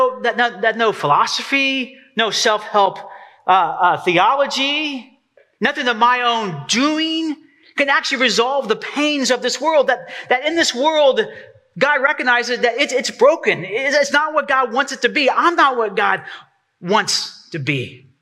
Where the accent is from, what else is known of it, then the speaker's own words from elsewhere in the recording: Texas, United States; now in East Tennessee, United States; I have to say that right. I'm so East Tennessee now. Rowboat, like a rowboat. I'm from Texas.